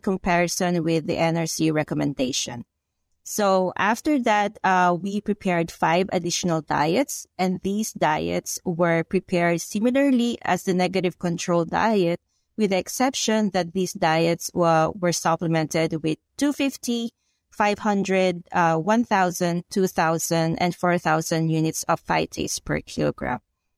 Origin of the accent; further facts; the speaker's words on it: Philippines; moved away as an adult; now in United States; I'm from the Philippines. So I did my bachelor's and my master's degree in animal science in the Philippines. And 2016, I moved here in the United States to pursue PhD here in University of Illinois.